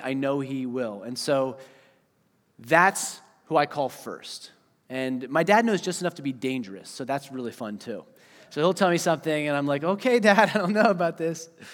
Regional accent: Eastern Pennsylvania, United States; moved away; also born or lived in Wisconsin; I was from Pennsylvania, right? Eastern Pennsylvania.

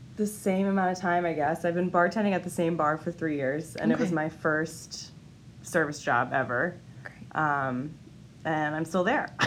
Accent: Massachusetts, United States; moved away; I grew up in Massachusetts

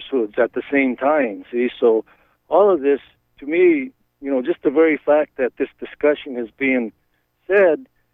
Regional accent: Appleton, Maine, United States; I'm from Appleton, Maine

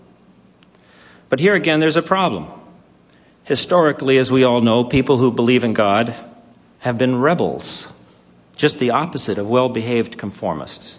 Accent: Los Angeles, California, United States; I was born in East Los Angeles, in the middle of the Mexican barrio

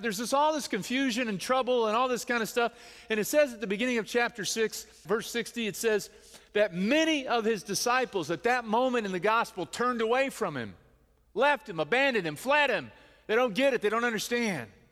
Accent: the Bible Belt, United States; we grew up here in the United States and we're part of the Bible Belt

